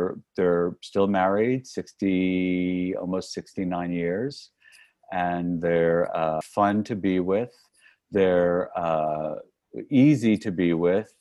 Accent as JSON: {"language": "English", "town": "North Miami Beach", "region": "Florida", "country": "United States", "tie": "born or raised there", "moved": "as an adult", "said": "I grew up in North Miami Beach, Florida, which is in Dade County, Florida"}